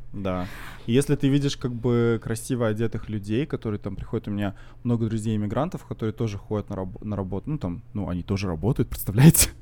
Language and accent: Russian; Russia; now in Canada; я из России